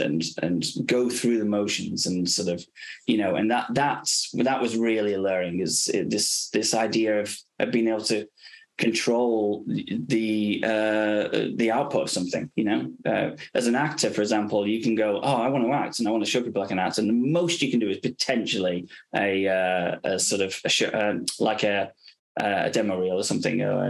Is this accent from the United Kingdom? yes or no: yes; England, United Kingdom; also born or lived in Los Angeles, United States; I was sort of obviously being English, you know, you sort of grow up with the NHS